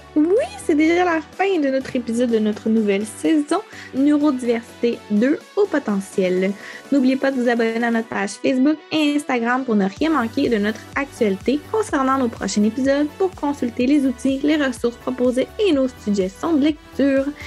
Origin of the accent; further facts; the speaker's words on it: Quebec, Canada; accent: Québécois; J'ai un accent québécois fois mille